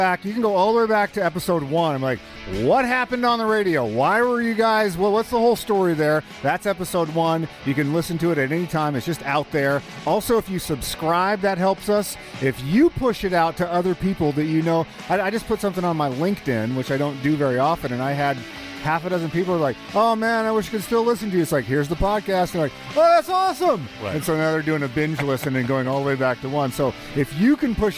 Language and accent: English; Albuquerque, New Mexico, United States; also born or lived in Mount Vernon, Washington; I was adopted at 7 days old in Mount Vernon, Washington, and I grew up in Albuquerque, New Mexico